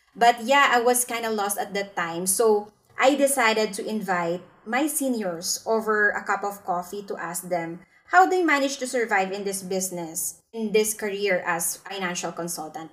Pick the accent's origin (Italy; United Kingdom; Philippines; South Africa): Philippines; now in Singapore; I'm from the Philippines, but I'm currently practicing my financial advisory business here in Singapore